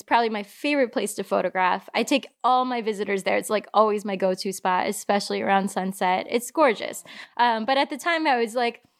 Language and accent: English; Michigan, United States; moved away as an adult; also born or lived in Chicago, Illinois; now in New York City, United States; I am originally from Michigan, born and raised.